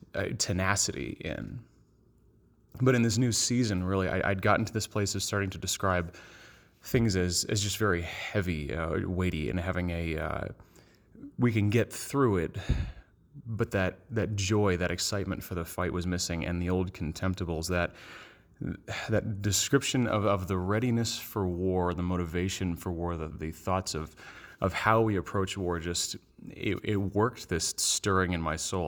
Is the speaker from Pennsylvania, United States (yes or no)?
yes; Bethlehem, Pennsylvania, United States; I'm from Bethlehem, Pennsylvania